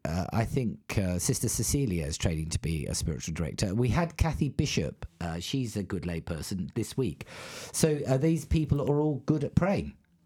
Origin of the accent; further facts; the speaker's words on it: Australia; accent: English; There you go. I've got an English accent. But when people find out I'm an Australian, they say, oh, that explains it.